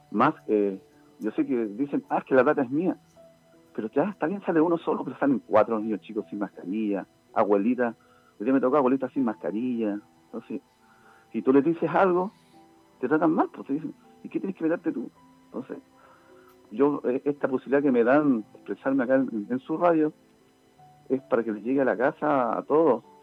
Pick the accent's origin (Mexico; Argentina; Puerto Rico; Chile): Chile; lo segundo que me molesta tanto es la irresponsabilidad que somos los chilenos